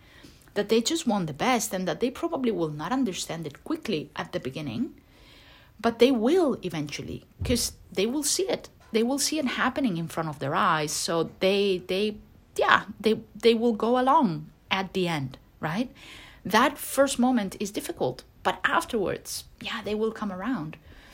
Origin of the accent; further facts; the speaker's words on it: Turkey; English is a second language; I have been doing this, but I come from Turkey and I feel tremendous pressure from my family, etc., etc.